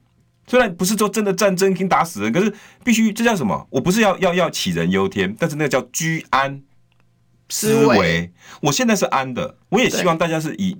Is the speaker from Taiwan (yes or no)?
yes; Taiwan; 用这种方式，我们台湾人民不会倒。